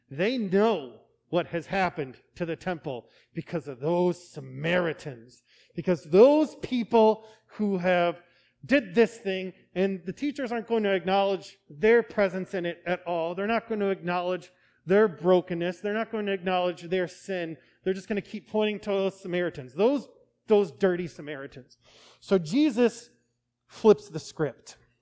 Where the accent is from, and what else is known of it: United States